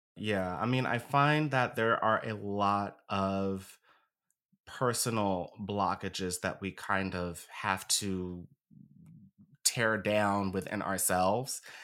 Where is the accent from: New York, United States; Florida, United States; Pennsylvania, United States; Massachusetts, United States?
Pennsylvania, United States; Philadelphia; I was born and raised here in Philly. Been here my whole life.